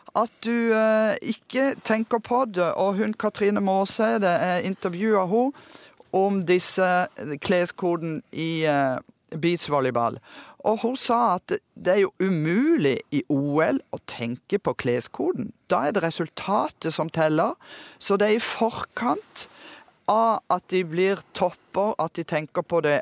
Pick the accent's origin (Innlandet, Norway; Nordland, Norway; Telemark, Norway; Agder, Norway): Agder, Norway; Kristiansand; moved away; Jeg kom fra Kristiansand med to kinoer og 48 bedehus